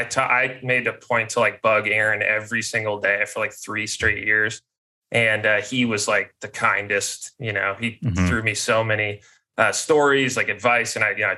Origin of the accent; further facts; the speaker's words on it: Denver, Colorado, United States; also born or lived in Midwest; And I was like unaware of this growing up in Denver and then the Midwest